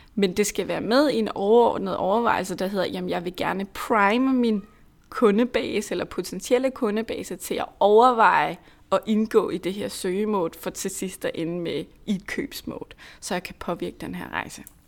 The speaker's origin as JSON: {"language": "Danish", "area": "Lolland", "region": "Zealand", "country": "Denmark", "said": "nu er jeg selv fra Lolland, og mine forældre bor langt ude på landet"}